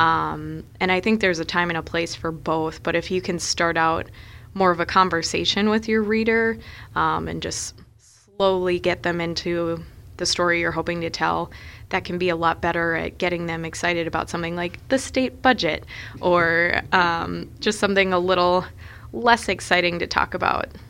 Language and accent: English; Minneapolis, Minnesota, United States; moved away as an adult; also born or lived in Chicago; now in Sioux Falls, United States; growing up in Minneapolis, uh, we had the Star Tribune at our house every day